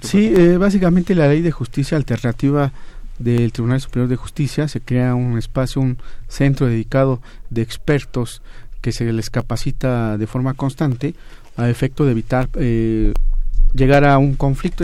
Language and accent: Spanish; San Jerónimo, Oaxaca, Mexico; Yo soy del estado de Oaxaca, eh, en un poblado que se llama San Jerónimo, cerca del distrito de Silacayuapan